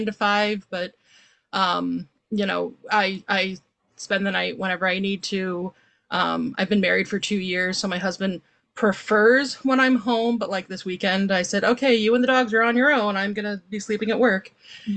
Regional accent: Maryland, United States; now in Chicago, United States; We lived in Maryland

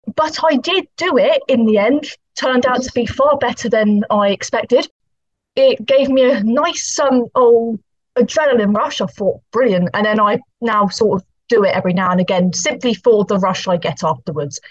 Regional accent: Poole, South West England, United Kingdom; moved away as an adult; now in Portsmouth, United Kingdom; I grew up in Dorset, so I used the Dorset libraries

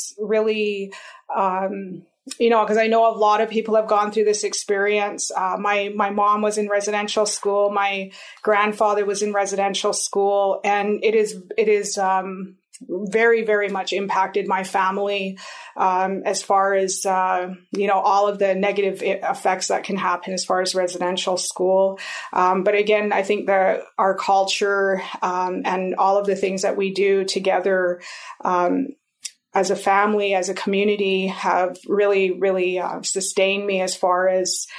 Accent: Kainai Nation, Bullhorn Coulee, Alberta, Canada; also born or lived in Cardston, Alberta / Montana, United States; I grew up here on the Kainai Nation in a community called Bullhorn Coulee.

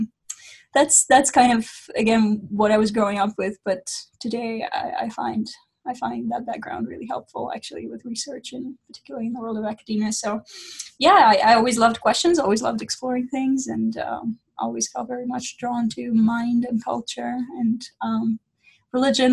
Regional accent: Russia; moved away; I'm originally from Russia. That's where I grew up

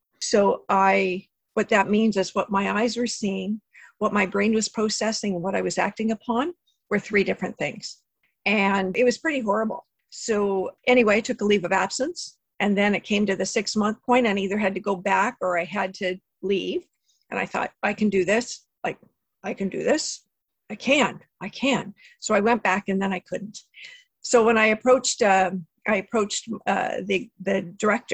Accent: Southern California, United States; moved away as an adult; now in Niagara, Canada; I was actually born and raised in Southern California. So I'm a native Southern California gal.

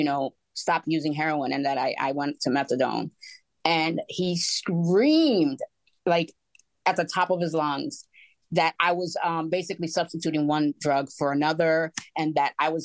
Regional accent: New York, United States; moved away; also born or lived in Florida; we moved from Florida to come to New York, which I'm originally from

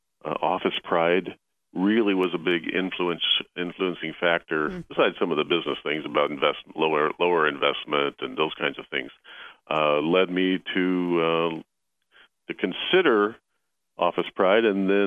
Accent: Terre Haute, Indiana, United States; So we grew up together in Terre Haute, Indiana

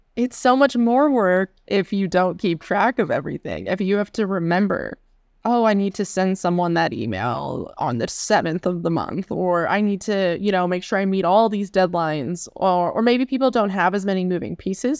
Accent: Pittsburgh, Pennsylvania, United States; moved away as an adult; also born or lived in Seattle / Chicago; I'm from Western P A originally, the Pittsburgh area, and I went to college in the area as well

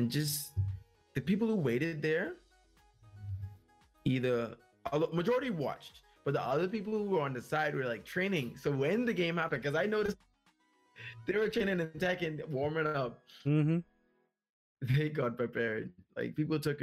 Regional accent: Bahamas

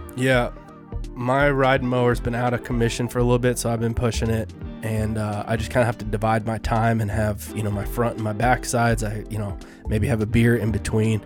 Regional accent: Colorado, United States; now I'm from Colorado

